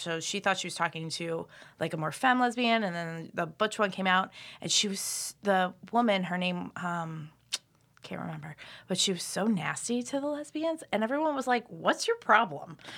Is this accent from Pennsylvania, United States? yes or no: yes; Philadelphia, Pennsylvania, United States; moved away as an adult; also born or lived in Boston / Chicago; I'm originally from Philadelphia, and then I went to school in Boston, and I lived in Chicago. for five years